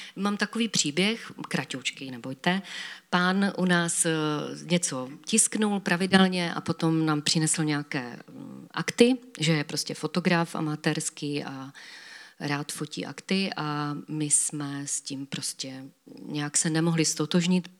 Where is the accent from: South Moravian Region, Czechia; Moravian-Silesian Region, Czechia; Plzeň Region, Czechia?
Moravian-Silesian Region, Czechia; Havířov; u nás v Havířově